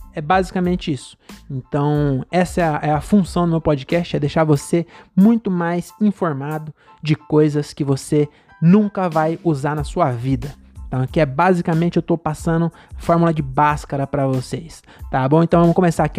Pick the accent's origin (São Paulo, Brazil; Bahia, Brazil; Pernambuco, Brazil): São Paulo, Brazil; also born or lived in Cajamar; eu moro aqui desde que eu nasci aqui em São Paulo, no estado de São Paulo, né? Mas é bem perto de São Paulo